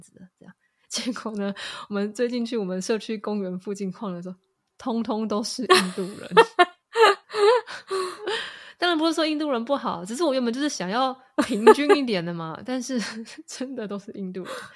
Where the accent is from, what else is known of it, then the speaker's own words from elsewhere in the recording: Taiwan; moved away as an adult; now in Texas, United States; 我们台湾人